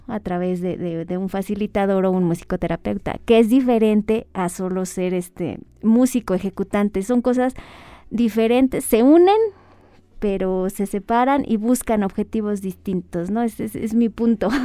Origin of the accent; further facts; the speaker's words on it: Ecatepec, State of Mexico, Mexico; now in Toluca, Mexico; me crié en, en Ecatepec y luego ya mucho tiempo aquí, en Toluca